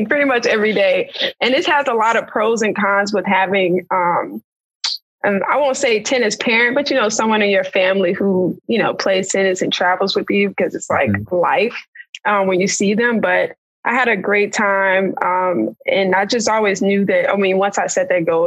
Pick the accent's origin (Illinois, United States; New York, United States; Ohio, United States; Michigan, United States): Illinois, United States; Chicago; So I'm from Chicago, Illinois, and I started playing when I was about 4 years old